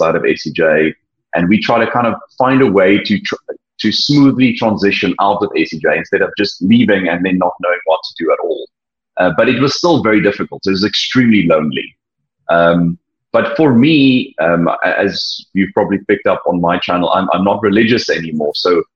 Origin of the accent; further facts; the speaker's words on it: a small city close to Cape Town, Western Cape, South Africa; I'm not from Cape Town, but I come from a small city close to Cape Town where the majority of the people from my kind of cultural background are all religious